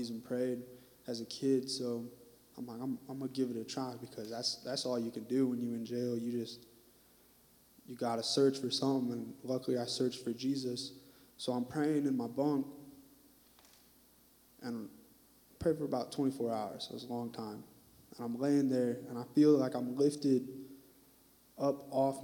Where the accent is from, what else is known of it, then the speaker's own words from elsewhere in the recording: Fort Wayne, Indiana, United States; moved away as an adult; now in Terre Haute, United States; I'm from Fort Wayne, Indiana. And so that's up northeast, top corner where it's cold.